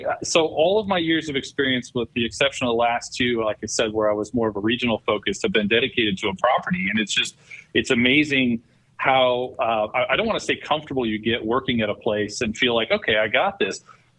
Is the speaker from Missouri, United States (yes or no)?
yes; Central Missouri, United States; moved away as an adult; also born or lived in Kansas; now in Michigan, United States; I grew up in Central Missouri. I went to school and studied marketing.